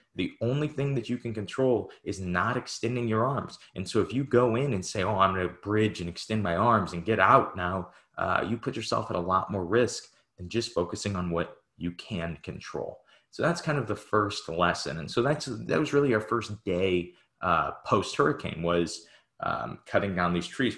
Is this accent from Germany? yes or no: no; Midwest, United States; We're both from the Midwest